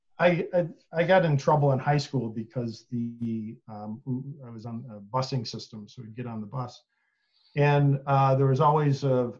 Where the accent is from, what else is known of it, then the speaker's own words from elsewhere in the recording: Buffalo, New York, United States; moved away; also born or lived in Detroit area, Michigan; I was born and raised in Buffalo, New York